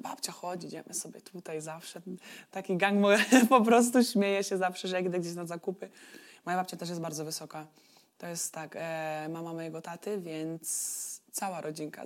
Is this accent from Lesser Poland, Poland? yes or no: no; Turów, Łódź Voivodeship, Poland; also born or lived in Wieluń; now in Istanbul, Turkey; Turów to jest moja mała wioska